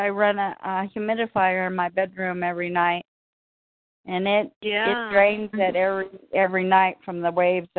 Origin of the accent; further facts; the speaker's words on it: Alaska, United States; moved away; I used to be from Alaska. Now I'm here.